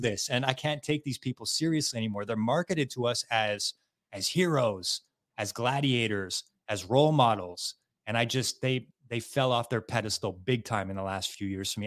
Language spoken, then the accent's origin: English; just outside of Montreal, Quebec, Canada; we're from Quebec, Canada, right? Just outside of Montreal